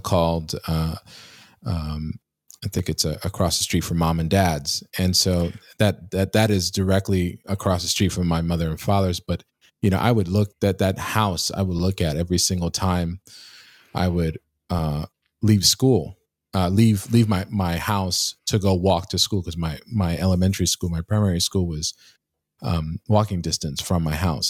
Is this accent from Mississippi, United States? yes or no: no; New York City, New York, United States; moved away; my hometown of, um, Queens, uh, New York